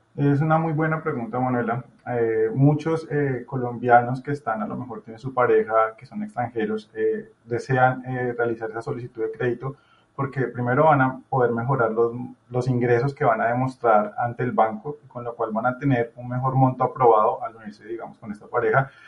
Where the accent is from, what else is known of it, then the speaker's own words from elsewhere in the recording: Chile; yo soy chileno